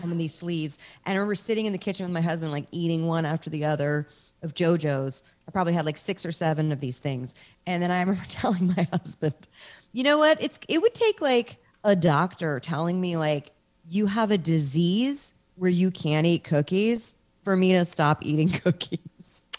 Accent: Washington, District of Columbia, United States; moved away as an adult; now in Los Angeles, United States; I'm from Washington, D C, which is where you are.

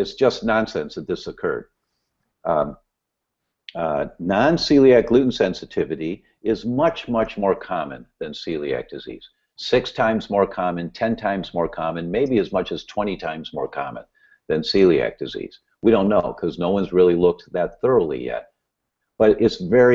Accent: Midwest, United States; I grew up in the Midwest

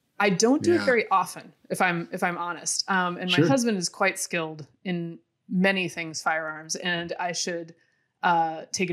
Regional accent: Durham, North Carolina, United States; also born or lived in Alabama / Georgia; I was actually born in Alabama, grew up in North Carolina, went to the University of Georgia

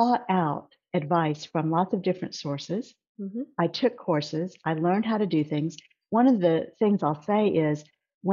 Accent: Corpus Christi, Texas, United States; now in Houston, United States; I actually grew up in a very small city in South Texas called Corpus Christi, and moved to Houston

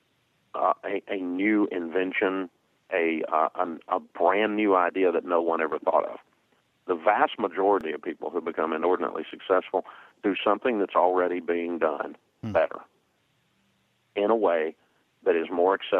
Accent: the South, United States; growing up in the South, my daddy always called it horse sense.

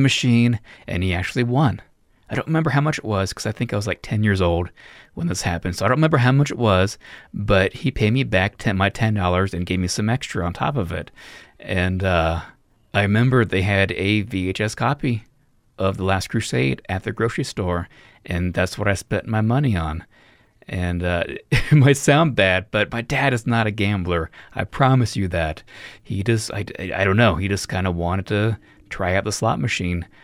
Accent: Reno, Nevada, United States; I'm from Reno, Nevada, so gambling was everywhere

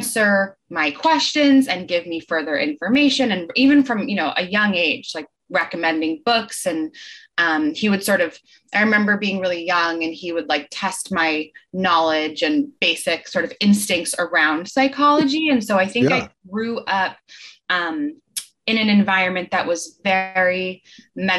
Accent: Marin, California, United States; growing up in Marin

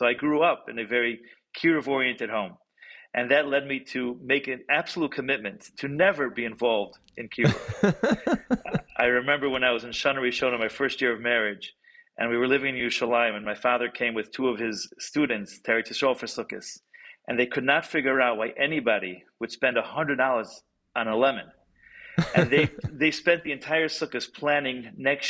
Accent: Detroit, Michigan, United States; also born or lived in Jerusalem, Israel / California / Cleveland, Ohio / New York; I've been living in Detroit, grew up in Detroit

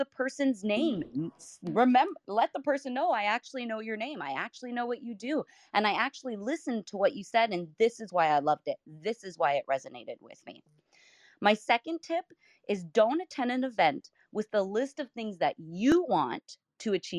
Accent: Canada; also born or lived in southwestern Ontario; as a Canadian

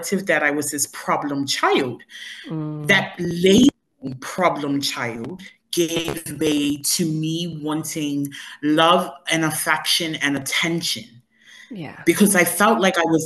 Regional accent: Bermuda; I am originally from Bermuda and I grew up in paradise.

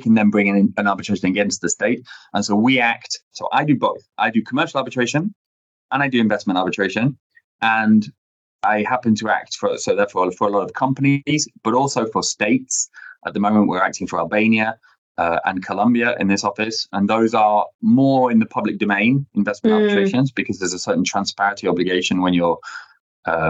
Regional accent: United Kingdom; first language English; moved away as an adult; now in Paris, France; I'm British originally, was trained in the UK.

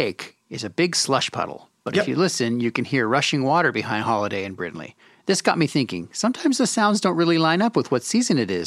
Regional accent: Canada; moved away as an adult; also born or lived in Boston, United States; now in New Jersey, United States; being Canadian and growing up around a lot of frozen lakes

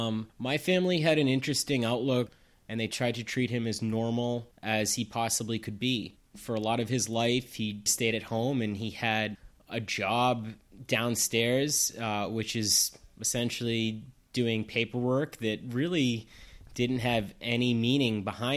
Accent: Plainville, Massachusetts, United States; I grew up in Massachusetts in a town called Plainville

